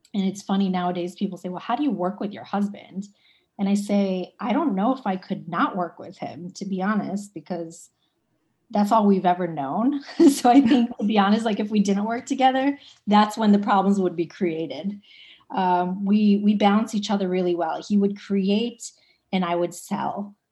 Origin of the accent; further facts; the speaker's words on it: Cleveland, Ohio, United States; moved away as an adult; now in New York City, United States; I'm originally from Cleveland, Ohio.